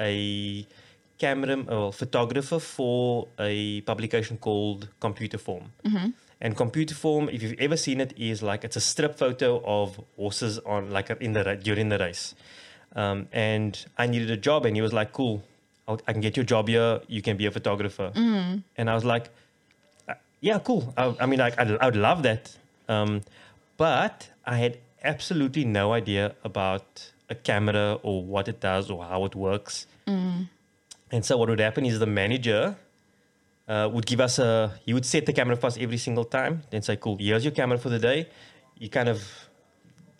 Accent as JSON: {"language": "English", "town": "Cape Town", "region": "Western Cape", "country": "South Africa", "tie": "born or raised there", "said": "we grew up on the Cape Flats and it was kind of rough out there"}